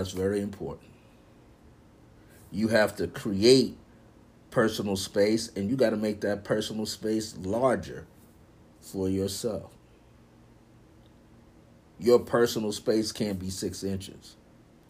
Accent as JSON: {"language": "English", "region": "New York", "country": "United States", "said": "I'm from New York"}